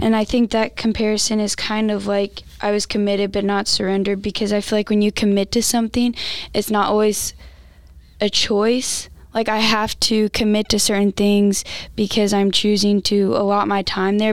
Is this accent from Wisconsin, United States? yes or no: no; Santa Claus, Indiana, United States; I'm from Santa Claus, Indiana.